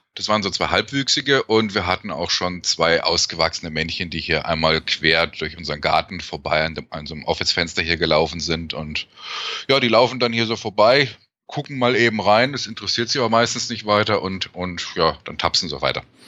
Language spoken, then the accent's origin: German; Germany; now in Canada; als Deutscher, der in Kanada lebt